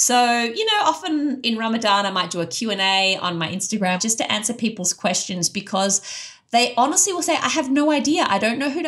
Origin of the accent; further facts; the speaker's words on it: Australia; I was an Australian convert with none of those cultural trappings.